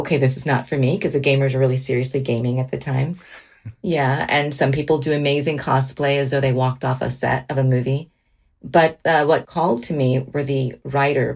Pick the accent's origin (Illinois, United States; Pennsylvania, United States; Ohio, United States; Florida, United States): Florida, United States; Miami; moved away; also born or lived in Georgia / Washington; growing up in Miami, I remember I cherish the memories of being with my mom and my sisters